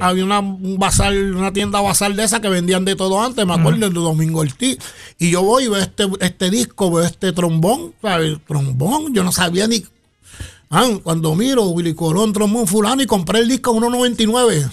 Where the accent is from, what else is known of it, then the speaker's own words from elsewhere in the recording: Patillas, Puerto Rico; moved away as an adult; also born or lived in Ponce, Puerto Rico; now in San Juan, Puerto Rico; yo soy natural de Patilla